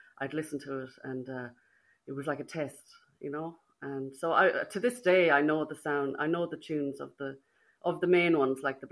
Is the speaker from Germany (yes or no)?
no; Birr, County Offaly, Ireland; I'm from Birr. Grew up in Birr and grew up on a small residential street on Moor Park Street